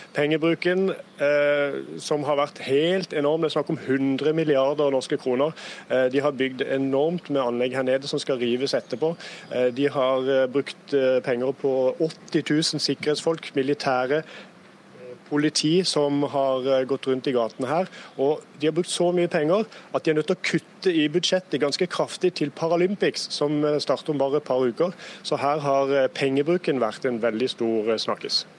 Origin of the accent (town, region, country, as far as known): Norway